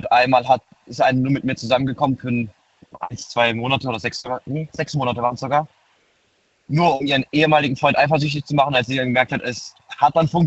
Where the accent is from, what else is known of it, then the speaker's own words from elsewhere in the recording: Baden-Württemberg, Germany; ich komme aus der Nähe Heidelberg, bin 19.